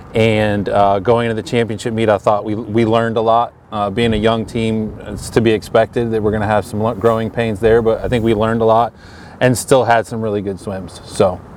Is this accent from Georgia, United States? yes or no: no; Connecticut, United States; now in Greenville, United States; I'm from Connecticut originally